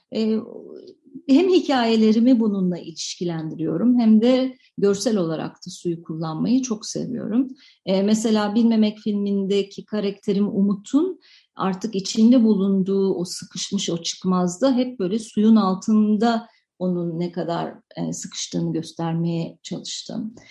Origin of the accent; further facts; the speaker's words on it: Turkey; Ben e, 73 doğumlu bir insanım ve 80'li yıllarda büyüdüm. Ve e, 80'li yıllarda Türkiye'de